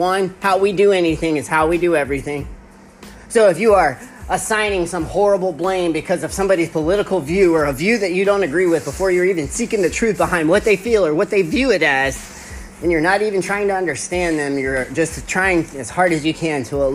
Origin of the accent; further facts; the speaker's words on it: Texas, United States; I'm from Texas